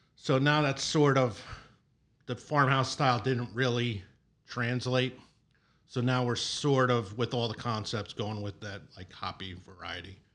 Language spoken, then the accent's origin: English; Long Island, New York, United States; moved away as an adult; also born or lived in Lancaster, Pennsylvania / Pittsburgh; now in Chicago, United States; I grew up in New York on Long Island